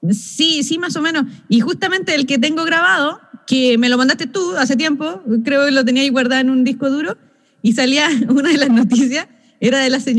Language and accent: Spanish; Chile; ay, que todos nosotros somos chilenos